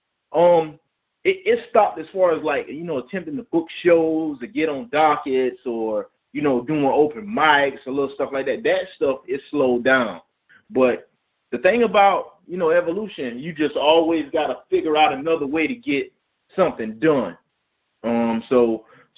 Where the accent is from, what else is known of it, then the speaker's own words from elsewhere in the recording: Hemingway, South Carolina, United States; also born or lived in Clemson, South Carolina; I'm from Hemingway, you know that. I'm from Donley, man, originally